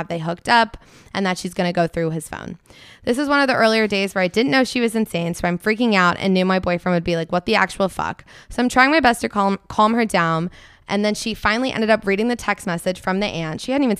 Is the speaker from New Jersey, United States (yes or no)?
yes; New Jersey, United States; I'm from New Jersey. LOL.